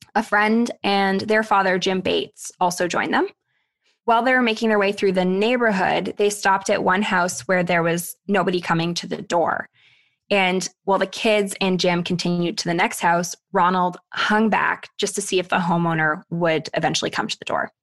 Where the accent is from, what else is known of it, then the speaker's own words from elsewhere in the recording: Thunder Bay, Ontario, Canada; moved away; my days in Thunder Bay, Ontario